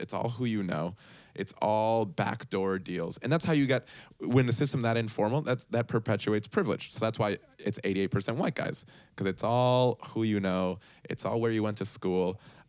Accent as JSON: {"language": "English", "country": "Puerto Rico", "tie": "born or raised there", "also_born_or_lived": "Bogota, Colombia / Chicago, United States", "said": "So I am Colombian, Colombiano de Bogota. and I grew up in Puerto Rico and then Chicago, but going back to my whole family's in Colombia, everything is there."}